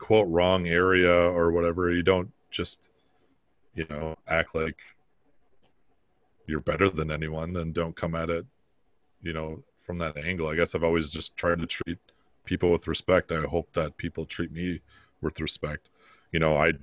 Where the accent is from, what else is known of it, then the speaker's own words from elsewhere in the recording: Bovey, Minnesota, United States; Most of us grew up in Minnesota where it's 80% white. And then, you know, I came from Bovee, Minnesota